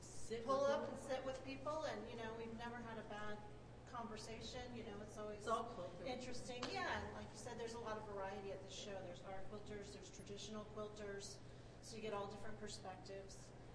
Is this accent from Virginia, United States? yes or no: yes; Virginia, United States; I'm from Northern Virginia